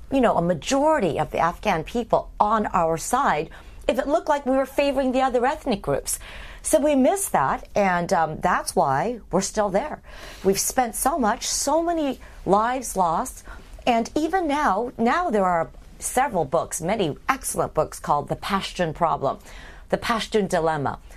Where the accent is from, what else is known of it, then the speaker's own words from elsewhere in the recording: Midwest, United States; We're both from the Midwest.